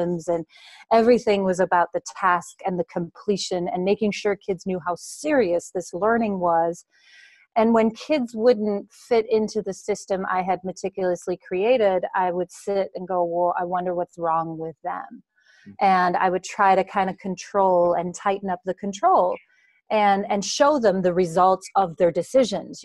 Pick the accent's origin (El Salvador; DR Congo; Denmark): Denmark; moved away as an adult; now in Wisconsin, United States; I was born and raised in Denmark